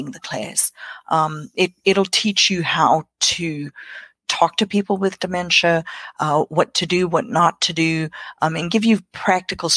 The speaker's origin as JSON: {"language": "English", "country": "South Africa", "tie": "born or raised there", "second_language": "English", "moved": "as an adult", "lives_now": "South Carolina, United States", "said": "I grew up in South Africa."}